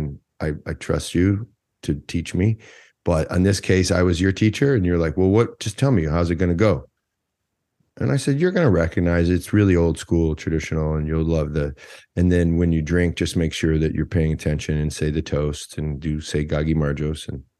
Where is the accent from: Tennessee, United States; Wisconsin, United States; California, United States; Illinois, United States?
Wisconsin, United States; I don't feel like I'm from Wisconsin, though. I feel like I'm from New York.